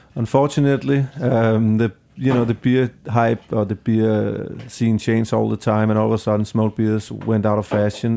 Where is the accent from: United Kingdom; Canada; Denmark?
Denmark; now in New York, United States; I'm from Denmark